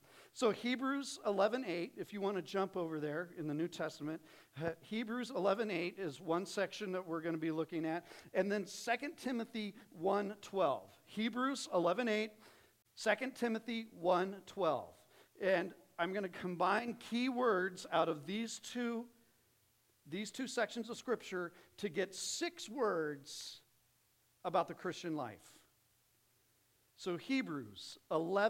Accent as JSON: {"language": "English", "town": "Phoenix", "region": "Arizona", "country": "United States", "tie": "born or raised there", "moved": "as an adult", "said": "so I grew up in Phoenix, came out here for college"}